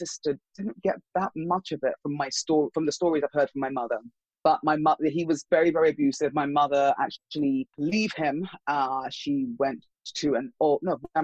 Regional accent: England, United Kingdom; moved away as an adult; now in United States; the rest of us grew up in England

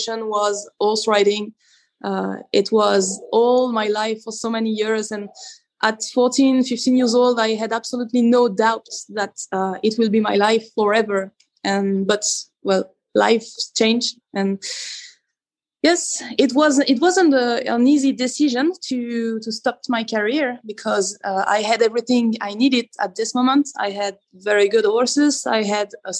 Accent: Belgium; English is a second language; we have the French part

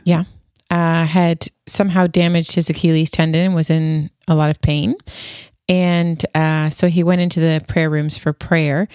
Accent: Canada; moved away; I'm still Canadian

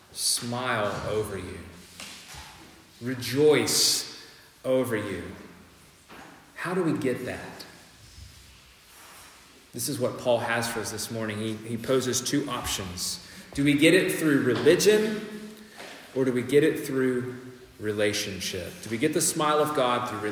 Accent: United States; moved away; I'm the American here

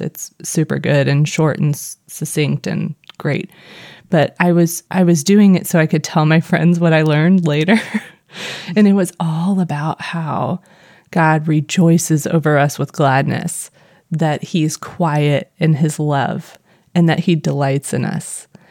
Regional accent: Missouri, United States; accent: Missouri; my Missouri accent

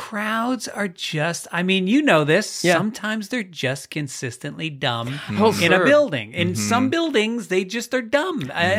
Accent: Tarrytown, New York, United States; In New York. Yes. Tarrytown, New York.

